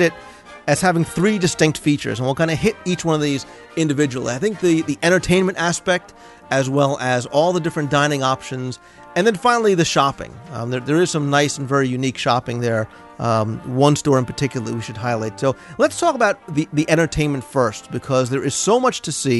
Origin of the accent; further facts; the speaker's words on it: New Jersey, United States; I'm from New Jersey